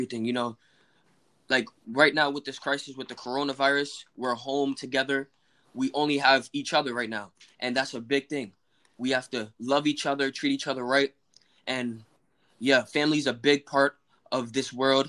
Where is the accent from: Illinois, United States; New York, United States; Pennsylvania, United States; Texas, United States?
New York, United States; New York City; we're all from the Bronx. Like, we were born in the Bronx